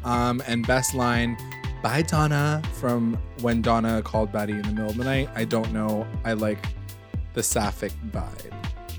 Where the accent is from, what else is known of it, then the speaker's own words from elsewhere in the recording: Canada; Because we're Canadian, yeah.